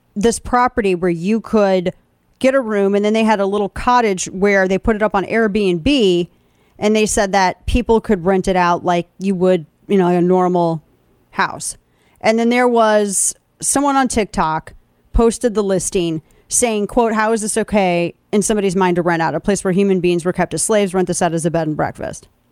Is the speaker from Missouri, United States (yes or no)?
yes; St. Louis, Missouri, United States; moved away; in my hometown, my hometown news, Jeff Burton, a longtime fixture of St. Louis radio